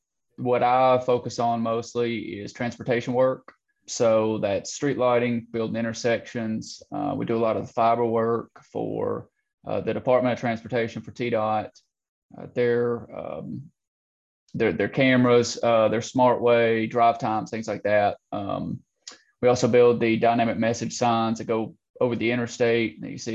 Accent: Portland, Tennessee, United States; moved away as an adult; also born or lived in Nashville, Tennessee; now in Knoxville, United States; Study business management at Pellissippi State, which is a technical school here in Knoxville. I'm originally from Portland, Tennessee, which is middle Tennessee, just up above Nashville. So I've always been here in Tennessee

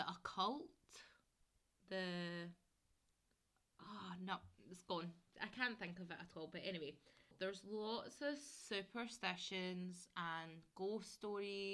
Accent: Glasgow, Scotland, United Kingdom; I grew up in Glasgow. I didn't grow up near the Gorbals, so I was East End.

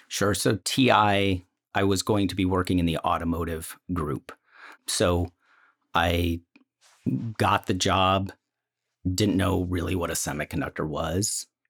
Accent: Northville, Michigan, United States; I grew up outside of Ann Arbor, a suburb of Detroit called Northville

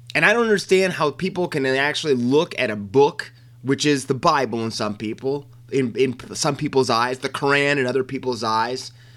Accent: United States; as an American, it struck me at my core

